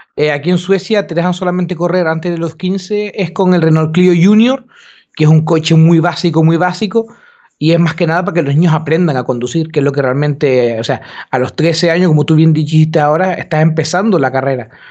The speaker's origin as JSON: {"language": "Spanish", "area": "Gran Canaria", "region": "Canary Islands", "country": "Spain", "moved": "yes", "lives_now": "Sweden", "said": "nosotros somos de Gran Canaria"}